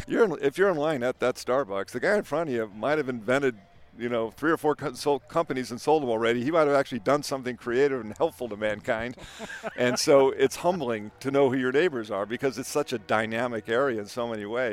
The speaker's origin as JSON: {"language": "English", "town": "San Diego", "region": "California", "country": "United States", "said": "we're from San Diego. That's how we roll, man."}